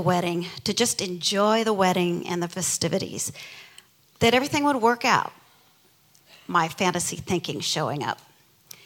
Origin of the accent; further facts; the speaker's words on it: Midwest, United States; I grew up in the Midwest in a stable, church-going family